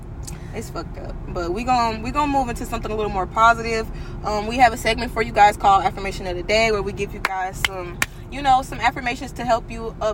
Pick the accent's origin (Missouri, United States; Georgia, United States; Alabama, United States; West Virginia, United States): Missouri, United States; St. Louis; moved away as an adult; now in Houston, United States; I'm from St. Louis, Missouri.